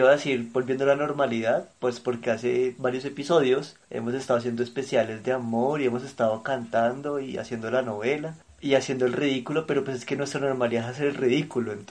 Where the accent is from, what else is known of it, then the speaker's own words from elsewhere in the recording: Argentina; accent: Argentine; Ay, eso sí me dijeron, que mi acento argentino es como sexy.